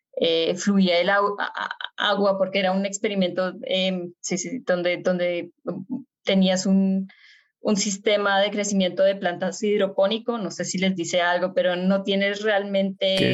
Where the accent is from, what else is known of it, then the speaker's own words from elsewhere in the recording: Bogotá, Colombia; moved away as an adult; now in Germany; yo nací en Bogotá, Colombia, y no solo nací en Colombia, sino que también crecí en Colombia. Mis primeros 18 años eh, los estuve en, en Bogotá